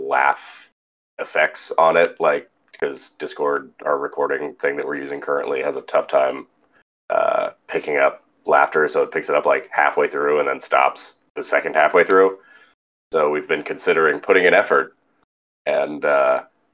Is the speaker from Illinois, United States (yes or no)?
no; California, United States; moved away as an adult; now in Louisiana, United States; growing up in California